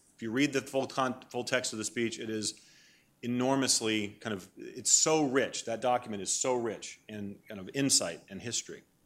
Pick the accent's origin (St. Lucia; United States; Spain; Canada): United States; Maine; moved away; I grew up in Maine, that's where I'm from